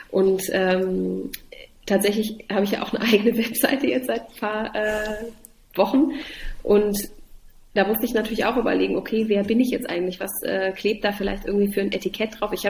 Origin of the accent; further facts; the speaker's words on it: Halle, Saxony-Anhalt, Germany; also born or lived in Dessau; Also ich bin äh, in Dessau geboren, ich bin in Halle aufgewachsen. Ähm, ich bin also ein Ostkind.